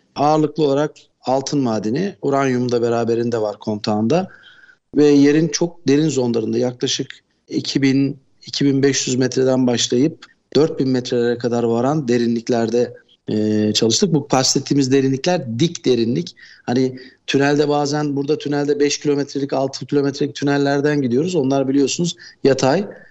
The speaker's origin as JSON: {"language": "Turkish", "region": "Istanbul", "country": "Turkey", "tie": "born or raised there", "also_born_or_lived": "South Africa", "said": "Ben 1967 İstanbul doğumluyum."}